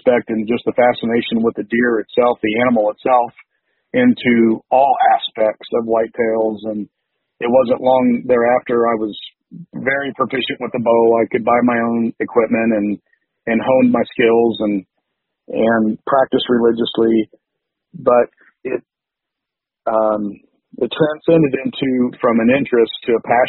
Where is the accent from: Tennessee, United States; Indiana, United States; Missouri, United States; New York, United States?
Indiana, United States; I was a Purdue guy, growing up in Indiana my whole life.